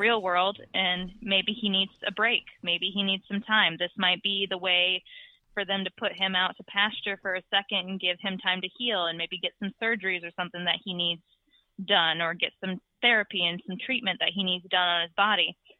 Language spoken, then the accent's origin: English; New Orleans, Louisiana, United States; I'm from New Orleans